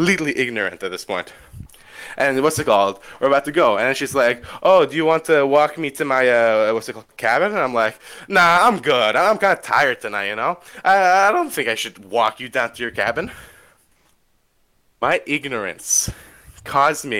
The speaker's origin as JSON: {"language": "English", "country": "Canada", "said": "I'm Canadian"}